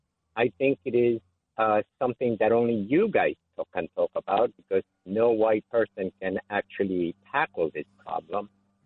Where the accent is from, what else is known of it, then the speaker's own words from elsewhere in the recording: New York City, New York, United States; now in Florida, United States; I am in sunny Florida, but I'm a New Yorker. I lived in Queens most of my life.